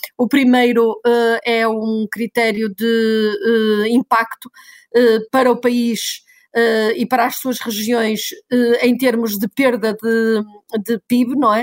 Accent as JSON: {"language": "Portuguese", "country": "Portugal"}